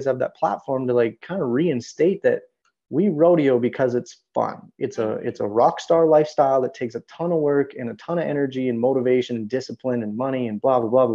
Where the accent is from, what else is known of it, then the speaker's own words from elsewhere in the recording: Canada; moved away as an adult; also born or lived in United States; especially as a Canadian in the United States